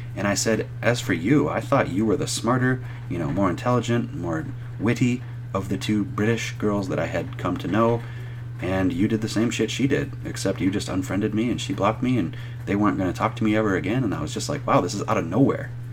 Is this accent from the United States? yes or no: yes; United States